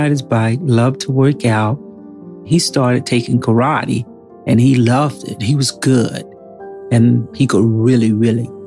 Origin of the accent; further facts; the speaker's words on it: Rehoboth, North Carolina, United States; we are from Northampton County, North Carolina rural, rural, rural North Carolina. They have two stoplights and one high school in the entire county. We live in a little area called Rehobot